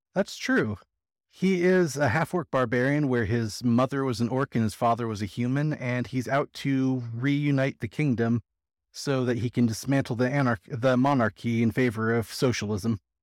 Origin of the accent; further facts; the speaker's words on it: California, United States; now in Las Vegas, United States; I'm actually from California, but I live in Vegas.